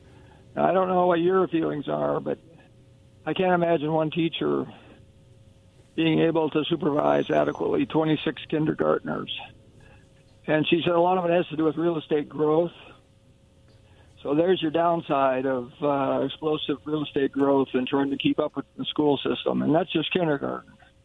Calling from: Kennewick, Washington, United States; This is … in Kennewick.

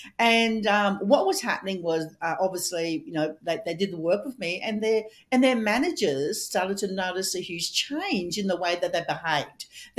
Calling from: Australia; And I'm coming from Australia and Melissa's coming all the way from Canada.

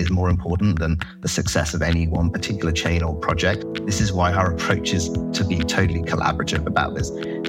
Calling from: San Francisco, California, United States; I'm in San Francisco, California.

